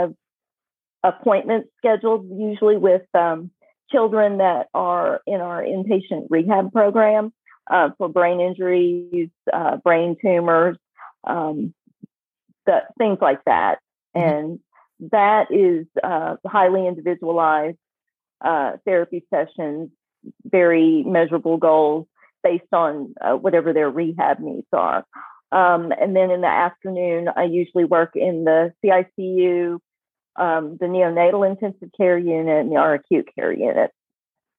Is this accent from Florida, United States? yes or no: no; Ocean Springs, Mississippi, United States; moved away as an adult; also born or lived in Hattiesburg, Mississippi; now in New Orleans, United States; I'm originally from the Mississippi Gulf Coast. I was born and raised in Ocean Springs